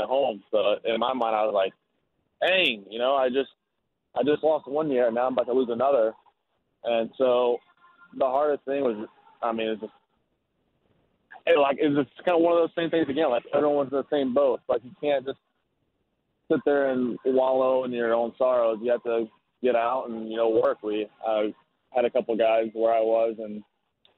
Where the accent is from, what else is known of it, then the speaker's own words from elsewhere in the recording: Alabama, United States; Growing up in Alabama